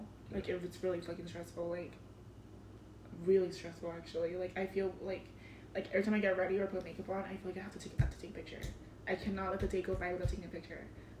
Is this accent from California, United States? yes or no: yes; Compton, California, United States; also born or lived in Mazatlan, Mexico; I'm from Compton, too.